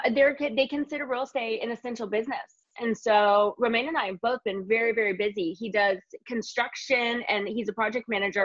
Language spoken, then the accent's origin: English; Indiana, United States; now in Los Angeles, United States; Yeah, and we're both from Indiana, yeah.